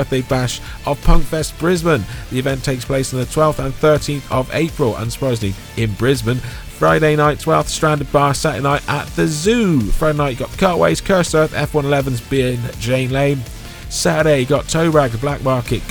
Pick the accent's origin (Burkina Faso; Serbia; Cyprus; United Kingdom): United Kingdom; me being British and having certain emphasis on certain words